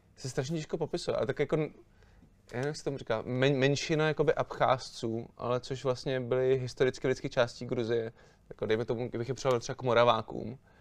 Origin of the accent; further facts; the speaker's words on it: Prague, Czechia; A já jsem se narodil tady doma v Praze